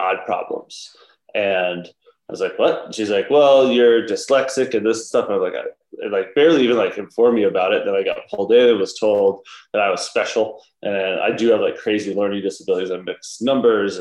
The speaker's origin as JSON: {"language": "English", "region": "Georgia", "country": "United States", "tie": "born or raised there", "moved": "yes", "lives_now": "Utah, United States", "said": "I grew up in Georgia."}